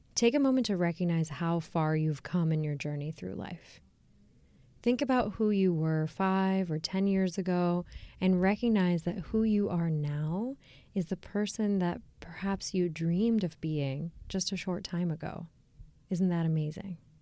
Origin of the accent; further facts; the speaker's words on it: United States; I am an Indian American